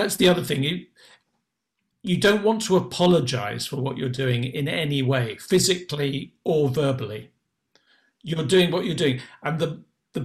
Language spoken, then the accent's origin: English; England, United Kingdom; as English people or Anglo-Saxons or whatever we are